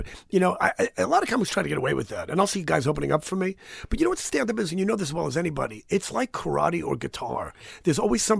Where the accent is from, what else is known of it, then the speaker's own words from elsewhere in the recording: New York, United States; born there; And I always say I was born in the Bronx, you know.